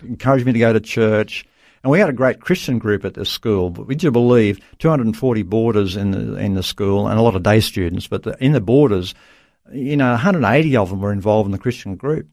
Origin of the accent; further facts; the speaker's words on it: Dubbo, New South Wales, Australia; I was born in Dubbo, central New South Wales, Australia. So, uh, yeah, country boy